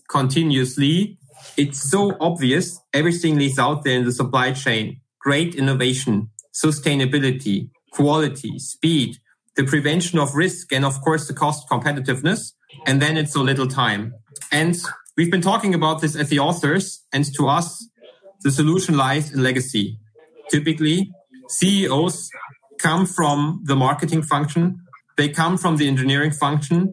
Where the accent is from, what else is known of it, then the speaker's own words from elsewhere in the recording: Germany; accent: German; English is a second language; as you can hear by my accent, I'm from Germany.